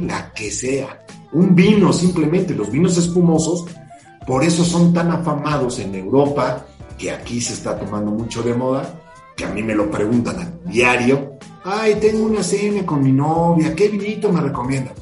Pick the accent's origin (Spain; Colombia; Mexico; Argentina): Mexico; somos muy pocos mexicanos